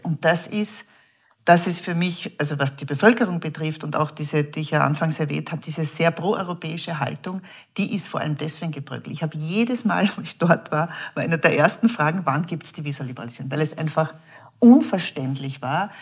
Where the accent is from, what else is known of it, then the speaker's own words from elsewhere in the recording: Austria; bei uns in Österreich